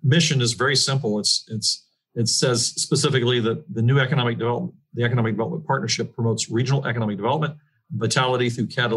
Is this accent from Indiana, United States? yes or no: yes; Tell City, Indiana, United States; also born or lived in Louisville, Kentucky; now in Evansville, United States; I grew up in Tel City and came back to that community